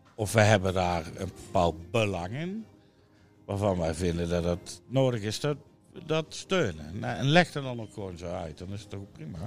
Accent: Netherlands; een stukje identiteit is van wie wij zijn als Nederlanders

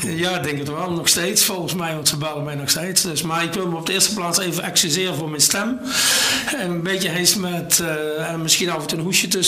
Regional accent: Sint Hubert, North Brabant, Netherlands; Geboren en getogen in Mel? Nee, in Sint-Hubert.

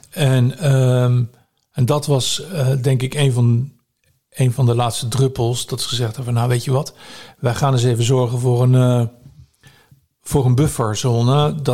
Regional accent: Netherlands; Ik ben natuurlijk hier geboren. Eh, ik ben een Nederlander. Dus ik, ik denk niet dat ik eh, mijn, het land waar ik geboren ben, dat ik die zou verraden.

